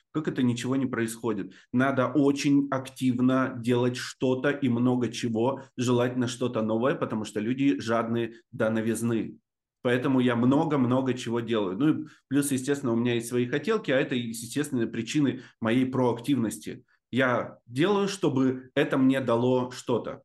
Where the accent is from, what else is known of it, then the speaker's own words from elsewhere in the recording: Novobureysky, Amur Oblast, Russia; also born or lived in Blagoveshchensk; Я родился в Амурской области, там есть поселок Новобурейский называется